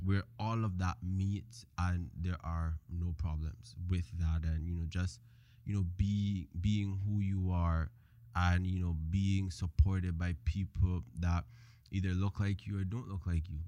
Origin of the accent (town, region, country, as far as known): Cayman Islands; born or raised there; moved away; also born or lived in Jamaica